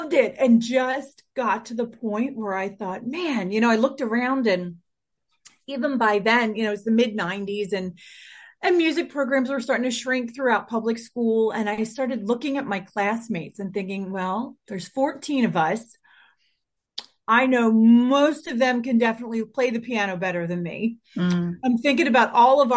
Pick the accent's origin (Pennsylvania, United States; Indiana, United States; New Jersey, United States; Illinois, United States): Pennsylvania, United States; Philadelphia; I was born in the late 70s in suburban Philadelphia. I had a really cool, I would say normal for my area, upbringing